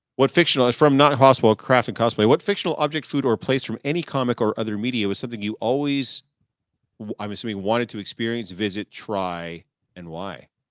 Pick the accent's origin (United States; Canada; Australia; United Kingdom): Canada; I'm Canadian born